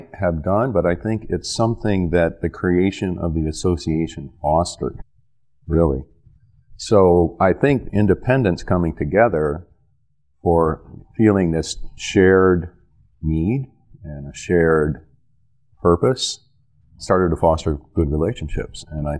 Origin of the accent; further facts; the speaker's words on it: Sandusky, Ohio, United States; look, I'm from Sandusky, Ohio. At one time was the headquarters of Hein Gindel Paper Company